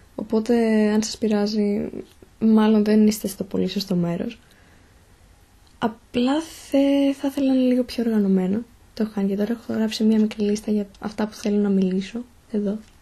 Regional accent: Thessaloniki, Central Macedonia, Greece; είμαι από τη Θεσσαλονίκη, μένω στη Θεσσαλονίκη

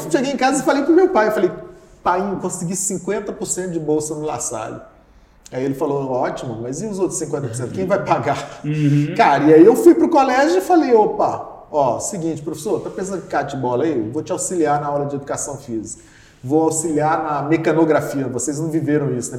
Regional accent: Brasília, Federal District, Brazil; also born or lived in Campina Grande, Paraíba; Aí a minha adolescência inteira foi no Distrito Federal, morei 20 anos.

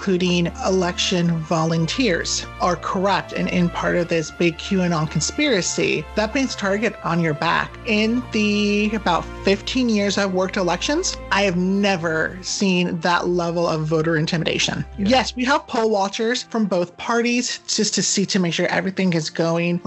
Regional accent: United States; as Americans

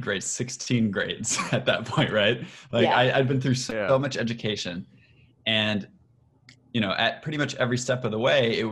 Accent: Michigan, United States; I'm from Michigan originally

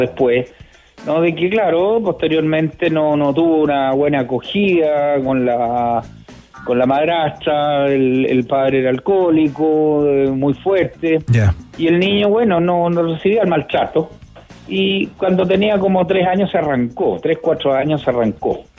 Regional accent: Villa Alemana, Valparaíso, Chile; yo nací en Villa Alemana

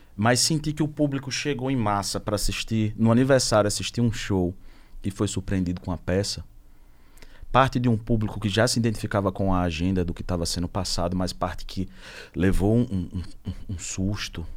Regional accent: Sergipe, Brazil; eu sou sergipano

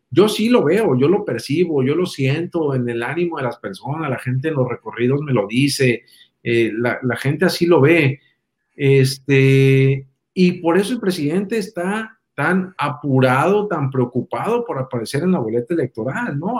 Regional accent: Mexico

